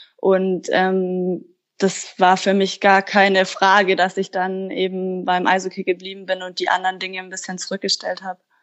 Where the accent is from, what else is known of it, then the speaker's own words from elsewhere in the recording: Kaufbeuren, Bavaria, Germany; moved away; ich komme aus dem Allgäu, ich komme ja ursprünglich aus Kaufbeuren